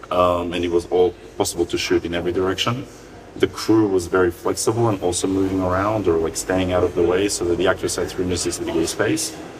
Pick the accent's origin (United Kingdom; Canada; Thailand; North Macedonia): North Macedonia; when I was growing up in Macedonia.